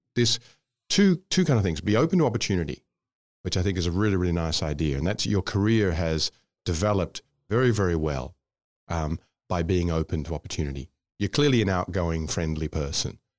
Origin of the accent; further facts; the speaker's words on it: Australia; moved away as an adult; also born or lived in Scotland / Indonesia; I'm from Scotland, but I grew up in Australia